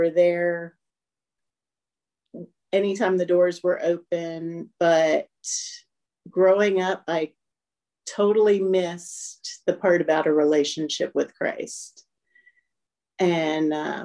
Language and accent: English; Maryland, United States; now in Newnan, United States; I grew up in Maryland, just outside of DC